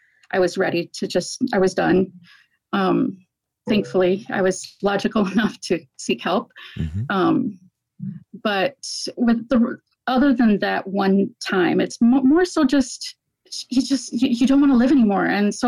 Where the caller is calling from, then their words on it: Michigan, United States; I'm in Michigan.